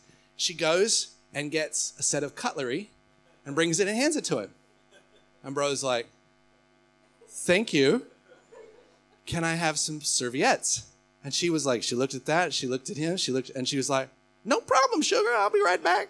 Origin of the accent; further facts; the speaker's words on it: United States; moved away as an adult; now in Australia; I am American by birth